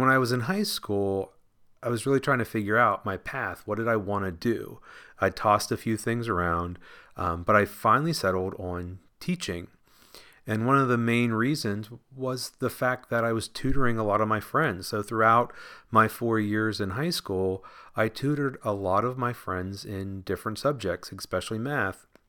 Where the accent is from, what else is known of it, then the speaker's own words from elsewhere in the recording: Washington, Pennsylvania, United States; I grew up in Washington, Pennsylvania, just south of Pittsburgh, P